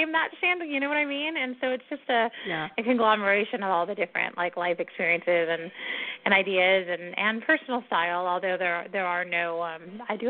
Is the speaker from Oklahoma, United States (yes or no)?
no; San Diego, California, United States; I'm from San Diego